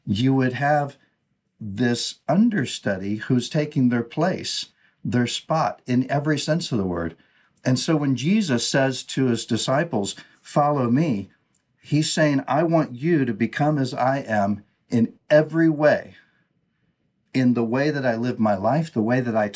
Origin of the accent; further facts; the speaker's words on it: United States; first language English; in my language, right, English, I'm an American, Western culture and thinking